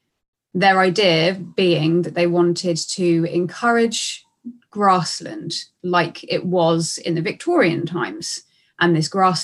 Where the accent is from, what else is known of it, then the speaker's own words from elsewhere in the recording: Brighton, South East England, United Kingdom; I'm from Brighton in the UK.